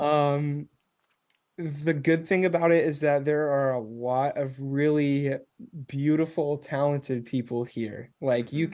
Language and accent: English; Nashville, Tennessee, United States; I'm from Nashville